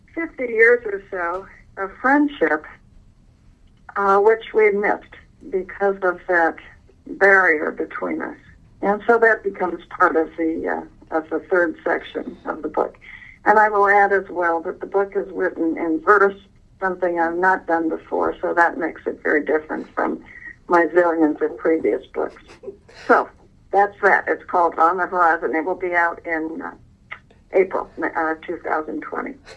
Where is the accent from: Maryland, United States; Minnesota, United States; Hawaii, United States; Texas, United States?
Hawaii, United States; Honolulu; I was born in Honolulu, and I I was born in 1937